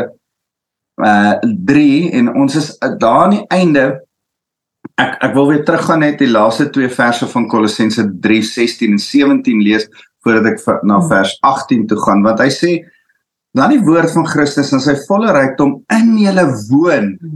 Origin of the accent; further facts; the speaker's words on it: South Africa; ons Afrikaners